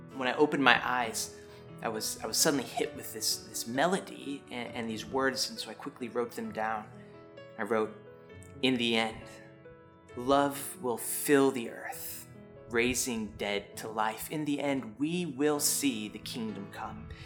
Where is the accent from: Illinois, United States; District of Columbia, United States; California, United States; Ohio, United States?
Illinois, United States; Chicago; moved away; also born or lived in the South; I grew up in Chicago and moving down to the South